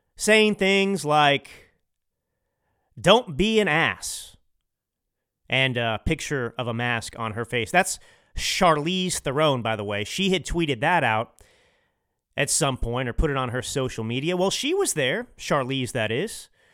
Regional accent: Dallas, Texas, United States; now in Los Angeles, United States; I grew up in Dallas

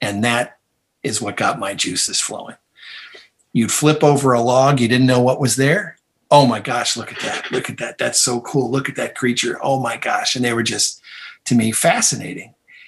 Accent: Toledo, Ohio, United States; I grew up in Toledo, Ohio, a city perched on the edge of Lake Erie

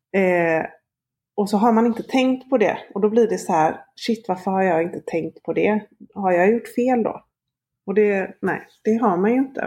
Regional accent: Gothenburg, Västra Götaland, Sweden; jag är från Göteborg

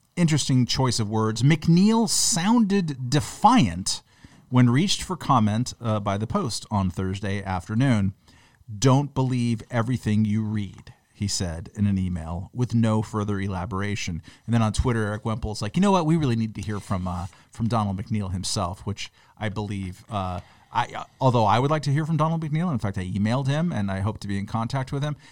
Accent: Long Beach, California, United States; When I was growing up in Long Beach, California

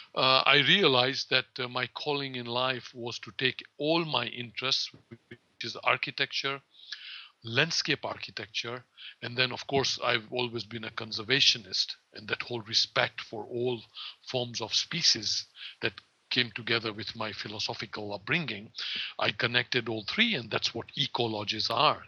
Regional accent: Kenya; also born or lived in India; now in Florida, United States; I was born in um, in Kenya of Indian parents

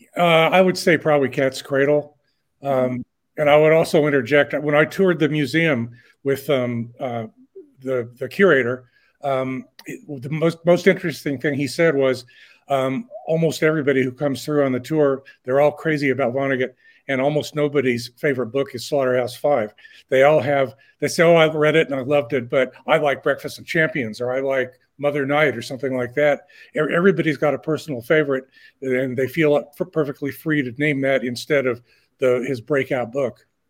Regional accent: Indianapolis, Indiana, United States; born or raised there

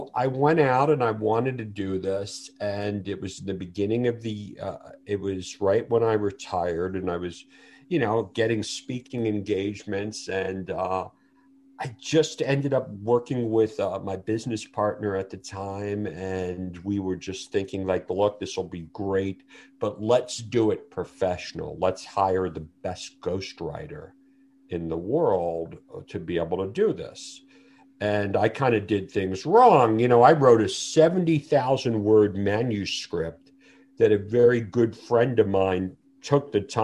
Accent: New York City, New York, United States; I grew up in Brooklyn, New York

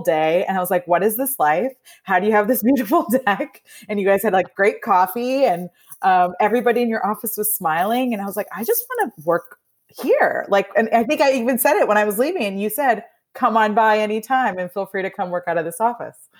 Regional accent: Indiana, United States; moved away as an adult; also born or lived in New Jersey; now in Atlanta, United States; I was actually born in New Jersey, um, but then we moved to Indiana when I was about three, So I really claim Indiana's, eh, 'cause it's where I grew up.

